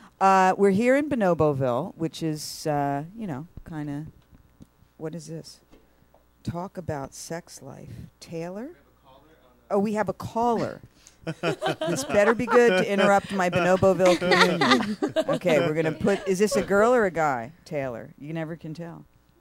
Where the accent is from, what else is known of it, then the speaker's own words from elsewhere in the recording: England, United Kingdom; Being English, I guess